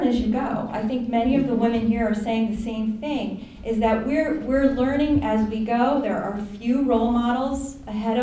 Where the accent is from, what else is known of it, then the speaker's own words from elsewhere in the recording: Florida, United States; moved away as an adult; also born or lived in Connecticut; I grew up in Florida